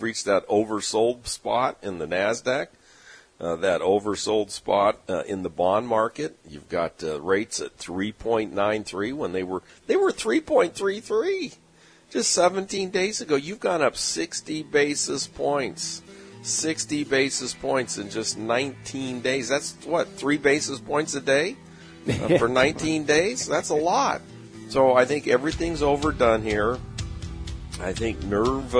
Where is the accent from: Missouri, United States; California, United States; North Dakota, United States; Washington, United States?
California, United States; San Diego; growing up in San Diego